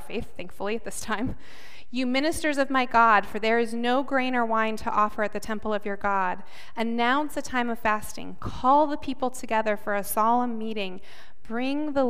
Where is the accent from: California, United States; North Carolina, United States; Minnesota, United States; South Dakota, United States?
South Dakota, United States; moved away; also born or lived in Chicago; I grew up in South Dakota, which is mostly an agricultural community